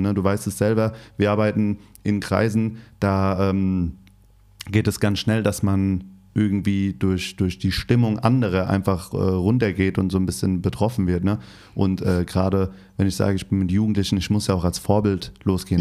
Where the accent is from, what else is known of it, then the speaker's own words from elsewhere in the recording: Hesse, Germany; now in Berlin, Germany; Ich komme aus Hessen Hast vielleicht gemerkt mit meinem Dialekt so ein bisschen